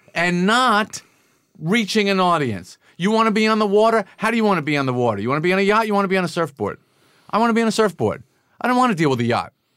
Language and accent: English; Massapequa, New York, United States; growing up on Long Island